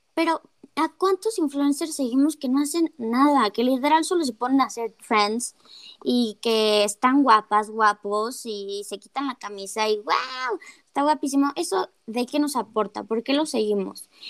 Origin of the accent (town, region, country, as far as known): Mexico